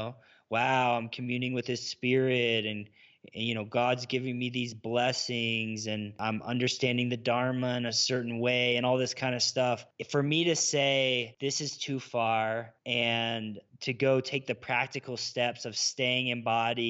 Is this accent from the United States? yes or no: yes; the South, United States; growing up in the South